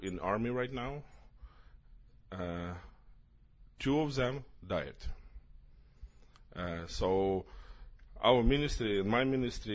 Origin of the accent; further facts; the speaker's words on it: Ukraine; English is a second language; we are from Ukraine